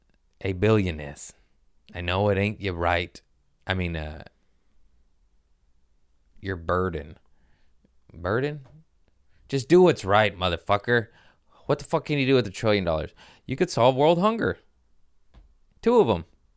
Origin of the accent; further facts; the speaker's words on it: United States; I'm American.